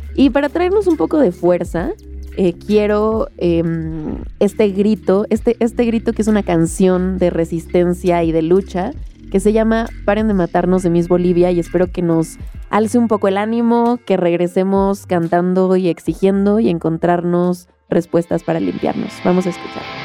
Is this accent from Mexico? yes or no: yes; Mexico; soy una mujer mexicana de 25 años